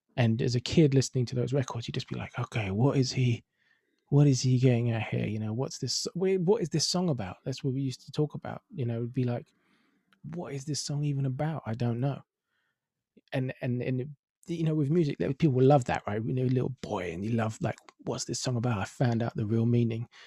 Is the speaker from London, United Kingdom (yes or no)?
yes; London, United Kingdom; I'm from Finsbury Park